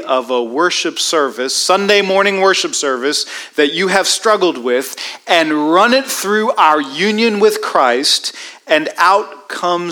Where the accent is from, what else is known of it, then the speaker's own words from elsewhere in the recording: Washington, District of Columbia, United States; I grew up in Washington, D.C.